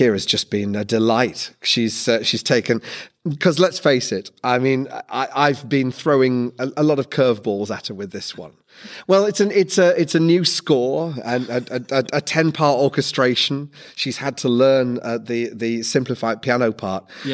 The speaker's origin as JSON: {"language": "English", "region": "Yorkshire and the Humber", "country": "United Kingdom", "tie": "born or raised there", "said": "my childhood in Yorkshire, growing up around Yorkshire women"}